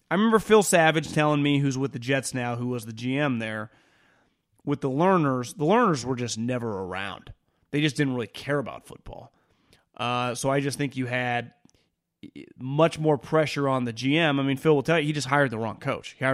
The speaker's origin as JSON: {"language": "English", "country": "Puerto Rico", "tie": "born there", "said": "I was born in Puerto Rico. I started to follow sports in the late 70s."}